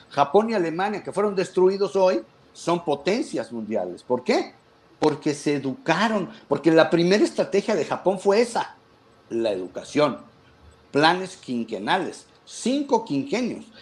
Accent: Mexico

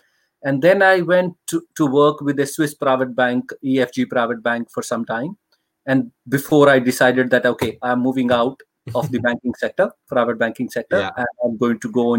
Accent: India; moved away as an adult; also born or lived in Dubai / London / Jersey / Isle of Man; now in Birmingham, United Kingdom; So I am originally from India, and I came to the UK 10 years back, became a British citizen.

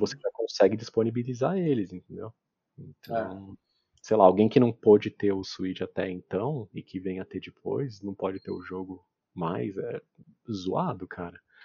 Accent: Brazil; como brasileiro

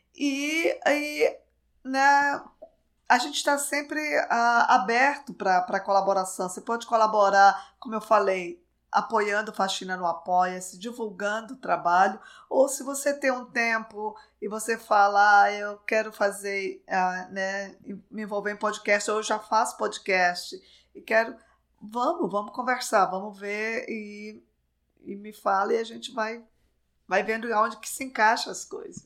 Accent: Belém, Pará, Brazil; moved away as an adult; eu nasci em Belém, vivi a minha vida inteira em Belém, a vida inteira até eu terminar a faculdade

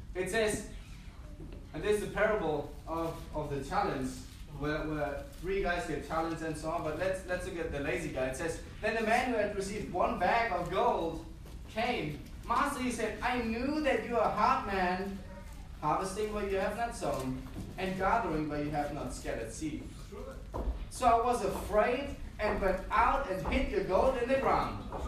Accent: Germany; moved away as an adult; also born or lived in Peru / Hamburg, Germany / Australia; the first time when, that I moved from Germany was when I was 19 years old

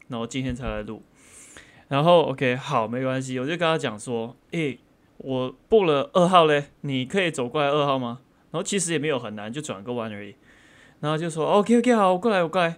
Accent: Malaysia; 我们马来西亚人

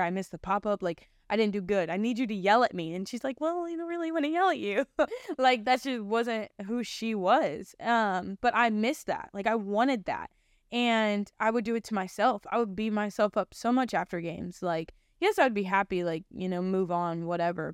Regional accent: Canton, Ohio, United States; I was born January third of two thousand one, um, in Canton, Ohio. So I grew up in Ohio.

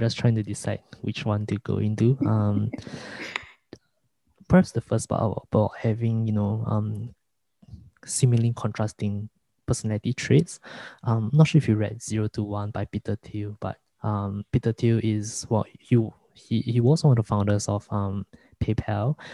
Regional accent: Singapore; as a Singaporean, the the media that I consume is mostly from US

